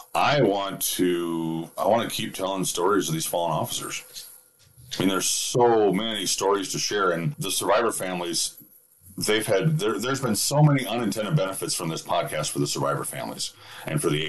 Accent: Minnesota, United States; I'm from Minnesota.

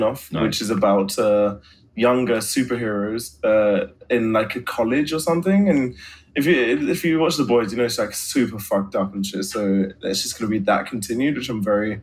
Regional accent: Sydney, New South Wales, Australia; where I grew up in Sydney.

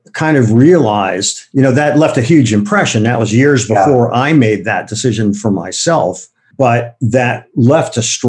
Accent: Ohio, United States; moved away; also born or lived in Wisconsin / New York; I grew up in Ohio in the suburbs

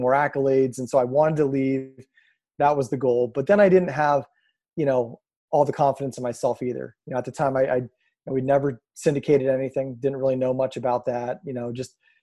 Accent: Erie, Pennsylvania, United States; I'm born and raised in Erie, Pennsylvania.

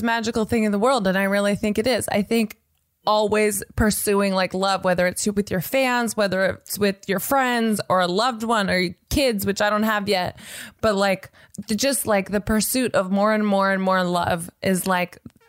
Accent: Nashville, Tennessee, United States; I am from Nashville, Tennessee

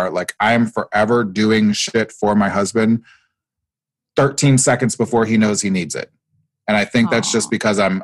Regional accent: Nebraska, United States; I grew up in Nebraska, actually, of all places

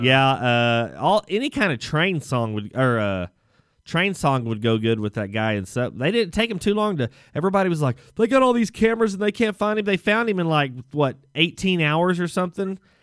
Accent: Texas, United States; as a Texan

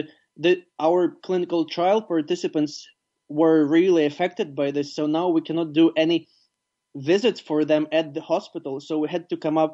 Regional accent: Ivano-Frankivsk, Ivano-Frankivsk Oblast, Ukraine; my hometown, Ivano-Frankivsk

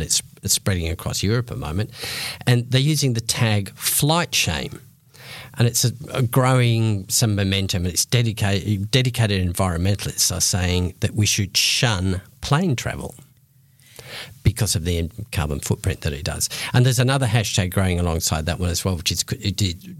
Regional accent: Australia; accent: very Australian; I noticed my very Australian accent

